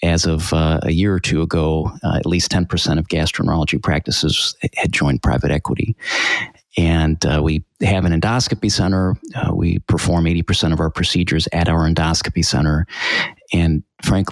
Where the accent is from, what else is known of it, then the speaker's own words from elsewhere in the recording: Canton, Ohio, United States; also born or lived in Dallas, Texas; I grew up in Canton, Ohio. I'm a first generation Greek American.